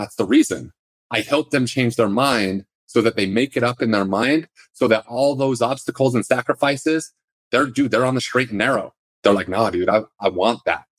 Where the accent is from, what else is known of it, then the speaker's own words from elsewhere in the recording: Salt Lake City, Utah, United States; I grew up in Salt Lake City